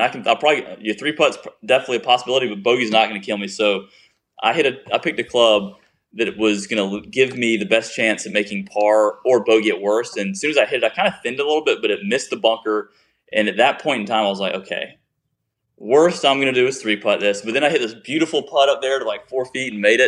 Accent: Chapin, South Carolina, United States; I'm a guy from Chapin, South Carolina

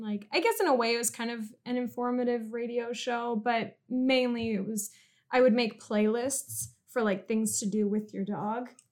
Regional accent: California, United States; moved away as an adult; I'm from California and I moved here when my boyfriend got a job in journalism

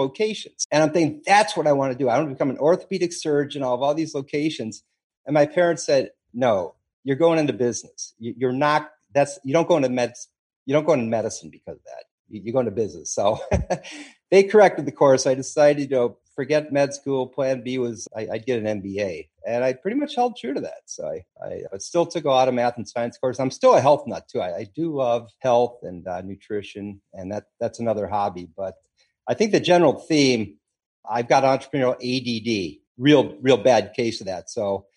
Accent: Chicago, Illinois, United States; also born or lived in Oak Park, Illinois; I grew up in Chicago

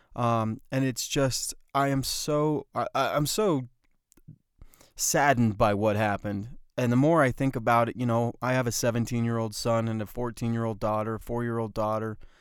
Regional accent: Bloomfield, New Mexico, United States; I grew up in the Four Corners area of New Mexico

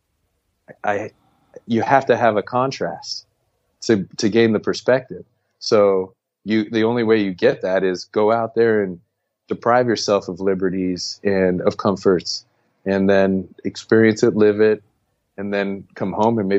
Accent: United States; moved away; we were expatriates

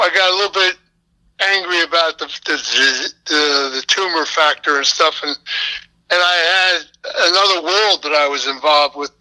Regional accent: Philadelphia, Pennsylvania, United States; I was raised up in Philadelphia in a local neighborhood, and we never locked our front doors.

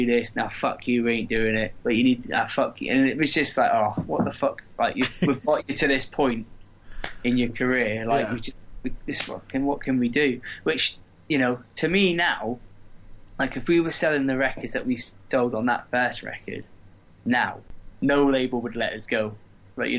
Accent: Corby, East Midlands, United Kingdom; we come from Corby

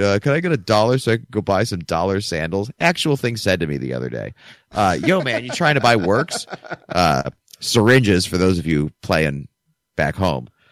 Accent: Chardon, Ohio, United States; moved away as an adult; also born or lived in Michigan; now in Philadelphia, United States; my hometown of Chardon, Ohio

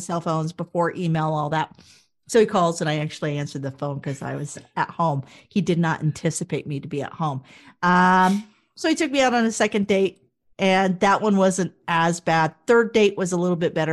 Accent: Wichita, Kansas, United States; moved away as an adult; also born or lived in Toronto / Calgary; Wichita, Kansas originally. Uh, born and bred, went to Blessed Sacrament School for the majority of my early years

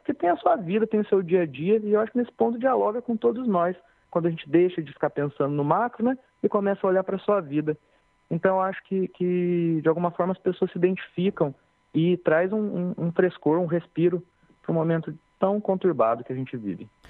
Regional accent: Pouso Alegre, Minas Gerais, Brazil; moved away as an adult; now in Cachoeira, Brazil; eu sou de Pouso Alegre

